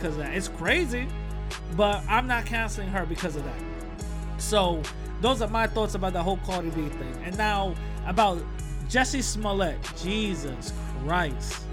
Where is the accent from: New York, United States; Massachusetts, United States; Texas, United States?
New York, United States; New York City; I'm from the Bronx